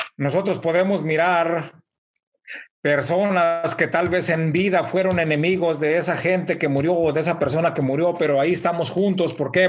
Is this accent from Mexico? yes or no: yes; Mexico; now in United States; nosotros en México